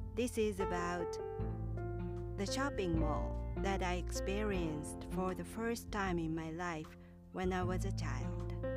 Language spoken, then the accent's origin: English; Kyoto, Japan; grew up in a small town in Kyoto. My hometown was so small and rural